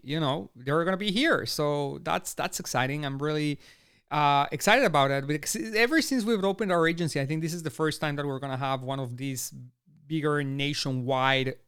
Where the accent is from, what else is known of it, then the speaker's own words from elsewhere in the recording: Austin, Texas, United States; They're going to be right here in my hometown